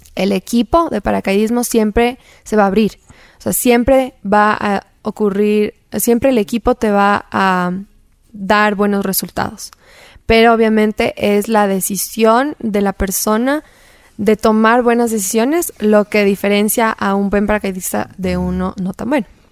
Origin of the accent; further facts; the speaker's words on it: Quito, Pichincha, Ecuador; En Quito, nací en Ecuador y he estado la mayoría de mi vida aquí